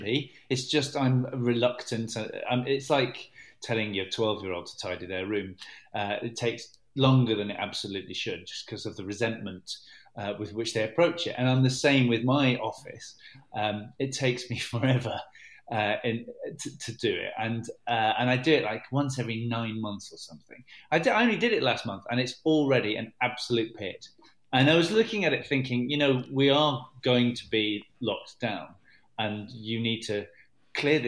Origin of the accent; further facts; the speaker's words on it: Manchester, North West England, United Kingdom; also born or lived in Cardiff / Hackney; I was brought up in Manchester